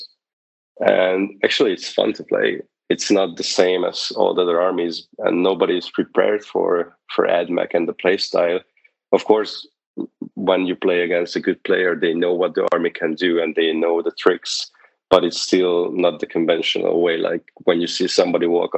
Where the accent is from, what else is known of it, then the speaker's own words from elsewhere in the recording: Hungary; moved away as an adult; now in United States; I'm here from Hungary